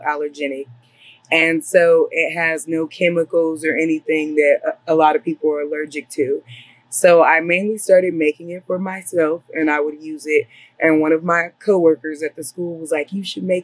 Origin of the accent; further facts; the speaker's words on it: Los Angeles, California, United States; I grew up in LA. I was born in Los Angeles. I grew up in the South Central